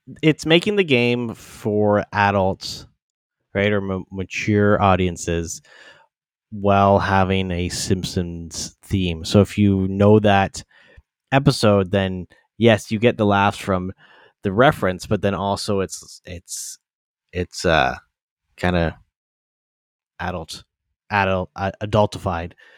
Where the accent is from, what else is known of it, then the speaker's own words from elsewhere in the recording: London, Ontario, Canada; my hometown London